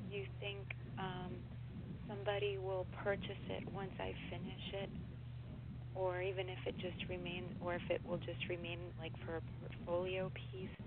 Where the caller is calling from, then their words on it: New York, United States; I'm in New York.